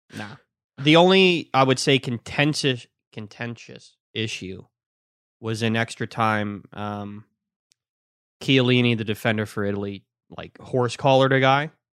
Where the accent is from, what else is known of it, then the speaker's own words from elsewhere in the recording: Ireland; I'm Irish.